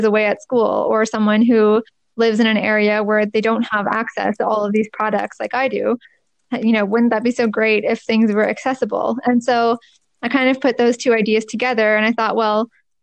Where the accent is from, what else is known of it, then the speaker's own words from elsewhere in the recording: Markham, Ontario, Canada; I went to University of Toronto and I'm from Markham